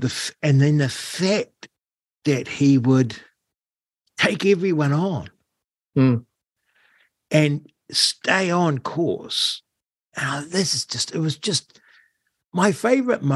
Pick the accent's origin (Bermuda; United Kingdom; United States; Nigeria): United Kingdom; we're British